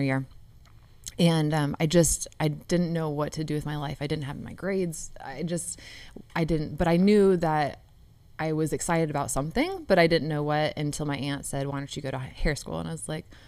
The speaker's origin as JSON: {"language": "English", "town": "Upland", "region": "Indiana", "country": "United States", "tie": "born or raised there", "said": "I'm from Upland, Indiana"}